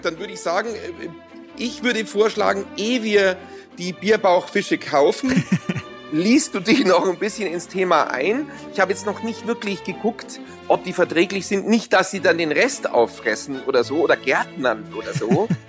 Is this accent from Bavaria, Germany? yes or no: yes; Munich, Bavaria, Germany; sind wir Münchner